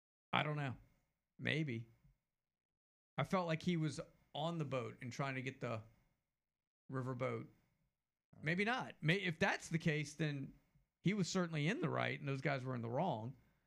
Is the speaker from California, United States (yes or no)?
no; Mobile, Alabama, United States; I told him I was from Mobile. He asked me if I knew his brother. Told him it was a slim chance Mobile's a larger city.